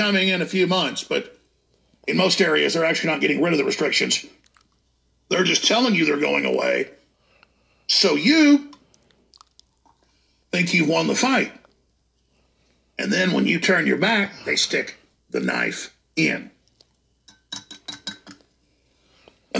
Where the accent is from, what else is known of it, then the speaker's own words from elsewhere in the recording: Dallas, Texas, United States; My hometown, Dallas